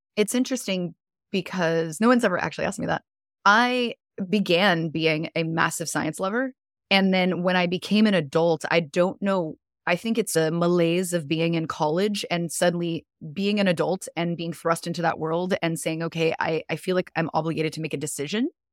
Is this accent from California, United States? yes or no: yes; Southern California, United States; moved away as an adult; now in Florida, United States; originally I'm from Southern California, but I'm currently living in Florida, in the U S